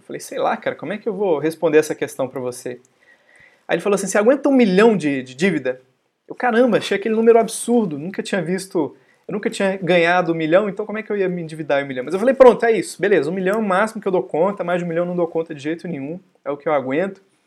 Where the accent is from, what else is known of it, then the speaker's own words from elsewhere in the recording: Brazil; como bons brasileiros